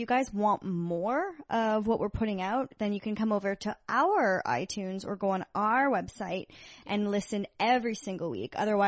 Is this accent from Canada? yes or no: yes; Canada; then as a Canadian I feel compelled to apologize.